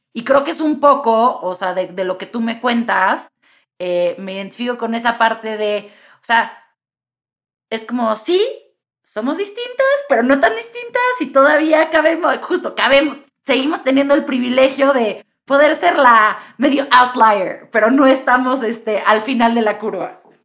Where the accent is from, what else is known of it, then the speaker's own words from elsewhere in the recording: Mexico City, Mexico; como buena chilanga y aparte buena chilanga de ambiente liberal